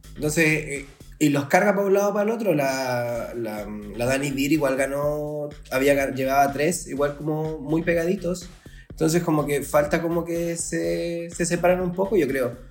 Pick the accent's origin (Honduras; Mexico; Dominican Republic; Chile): Chile; Vallenar, Atacama; also born or lived in Santiago, Chile / La Serena, Chile; now in Talca, Chile; Vengo de Vallenar, una ciudad que está antes de Serena